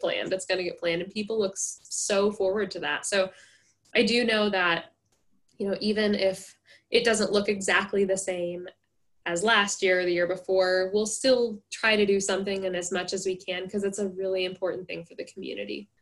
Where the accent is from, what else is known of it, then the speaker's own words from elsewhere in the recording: Henderson, Nebraska, United States; moved away as an adult; I was born and raised here, so I'm from Henderson, but my family is not from here